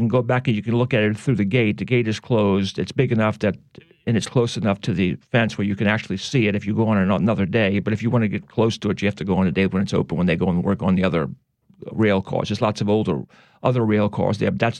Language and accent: English; New Orleans, Louisiana, United States; Yeah, that's right. I'm from New Orleans, baby.